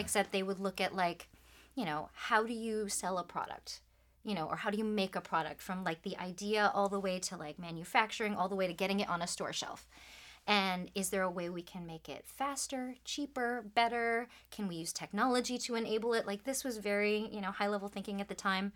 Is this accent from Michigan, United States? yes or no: yes; Troy, Michigan, United States; I grew up just outside of Detroit, Michigan, so, you know, good old Midwestern stuff.